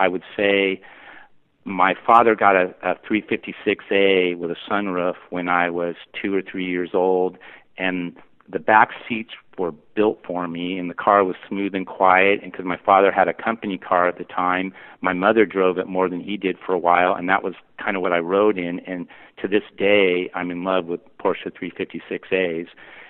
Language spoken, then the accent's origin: English; Pacific Northwest, United States; born there; I was born in the Pacific Northwest, and he was an engineer at Boeing